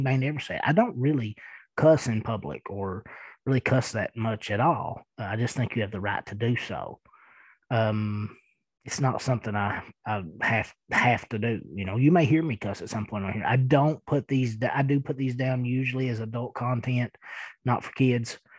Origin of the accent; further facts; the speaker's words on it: Eastern Kentucky, United States; accent: thick accent; I am from Eastern Kentucky and I do have a pretty thick accent